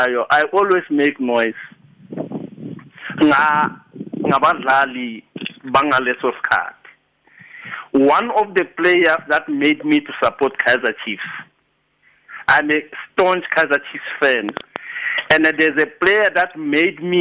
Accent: Sebokeng, Gauteng, South Africa; moved away; I'm originally from Val, Sibukeng.

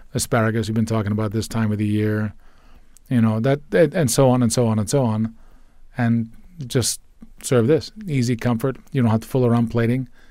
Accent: United States; I'm an American boy.

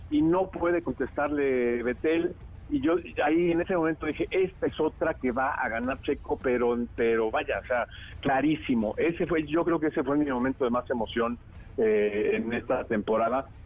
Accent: Mexico; a nosotros como mexicanos y como aficionados al automovilismo eso nos llena, ¿no?

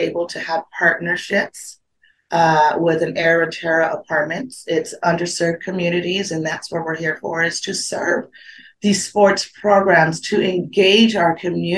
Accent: Phoenix, Arizona, United States; living and born and raised in South Phoenix, me and myself were in the area of South Phoenix, born and raised.

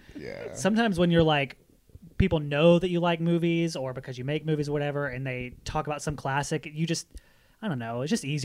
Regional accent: Eastern Arkansas, United States; I grew up in Eastern Arkansas, and so we went to Memphis all the time.

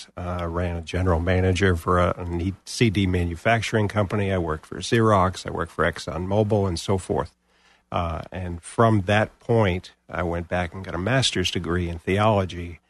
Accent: New England, Rhode Island, United States; moved away as an adult; also born or lived in Massachusetts / Buffalo/Rochester area, New York; now in Florida, United States; I was born and raised in New England, born in Rhode Island, raised in Rhode Island and Massachusetts for a good 18, 20 years

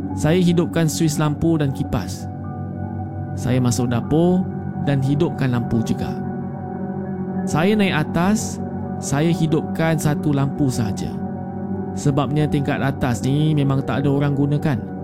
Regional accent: Kota Kinabalu, Sabah, Malaysia; saya berasal dari Kota Kinabalu, Sabah.

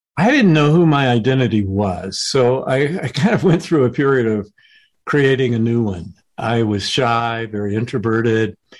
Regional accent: the South, United States; I was growing up in the South right as the civil rights movement was underway

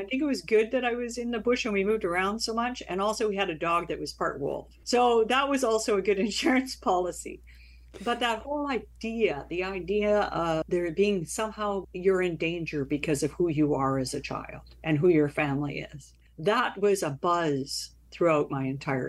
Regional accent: Burns Lake, British Columbia, Canada; born there; I was born in Burns Lake, BC, mm-hmm. but I never actually lived there. My father was with the Forest Service, so we would move around in the bush to forest ranger stations, etc.

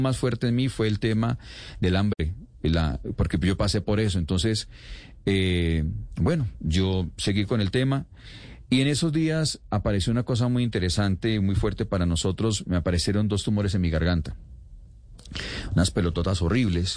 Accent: Cali, Valle del Cauca, Colombia; Yo soy caleño

